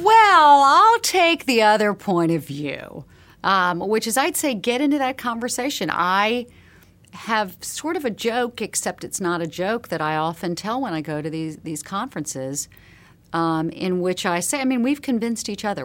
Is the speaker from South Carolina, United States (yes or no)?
yes; Charleston, South Carolina, United States; a girl growing up in Charleston, South Carolina, the sixties and the seventies